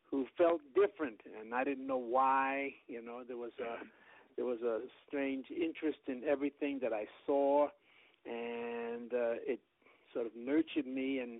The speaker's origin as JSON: {"language": "English", "town": "New York City", "region": "New York", "country": "United States", "tie": "born or raised there", "said": "my parents met in New York, and I was born in the Bronx in 1946"}